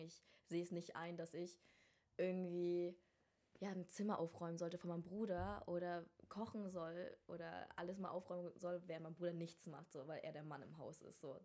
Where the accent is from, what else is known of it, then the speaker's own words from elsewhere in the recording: Rostock, Mecklenburg-Vorpommern, Germany; moved away; also born or lived in Vietnam / Hamburg; ich komme eigentlich ursprünglich aus Rostock